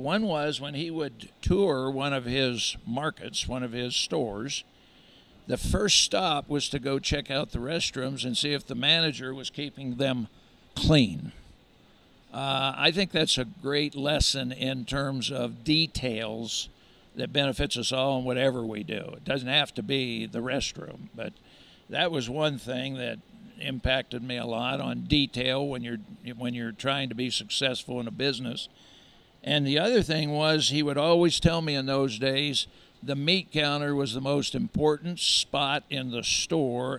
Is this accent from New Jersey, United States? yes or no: no; York, Pennsylvania, United States; moved away as an adult; also born or lived in North Platte, Nebraska; now in Lincoln, United States; I actually grew up on a general livestock and crop farm at York, Pennsylvania